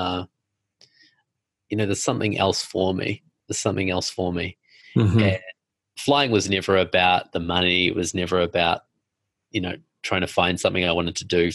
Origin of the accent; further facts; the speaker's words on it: New Zealand; now in New York, United States; I'm from New Zealand